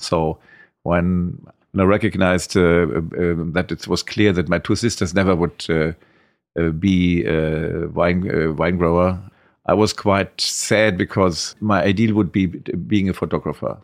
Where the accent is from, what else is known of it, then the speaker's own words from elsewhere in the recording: Trier, Rhineland-Palatinate, Germany; I grew up all my life at, uh, Grunhaus, at the wine growing estate. I was born in Trier, and, uh, that's my home. I never left it.